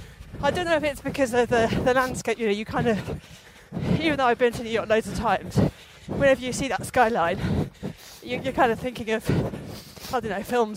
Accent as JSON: {"language": "English", "region": "London", "country": "United Kingdom", "tie": "born or raised there", "said": "I grew up in London."}